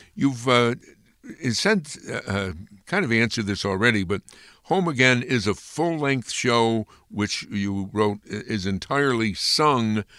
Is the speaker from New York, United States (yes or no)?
yes; Amsterdam, New York, United States; moved away; for many native of Amsterdam. We go away, but then we come back.